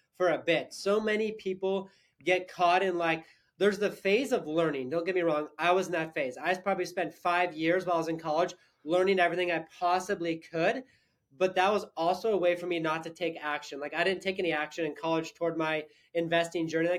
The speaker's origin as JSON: {"language": "English", "town": "Sandpoint", "region": "Idaho", "country": "United States", "tie": "born or raised there", "also_born_or_lived": "California", "said": "I grew up in actually Sandpoint, Idaho, so not too far from here"}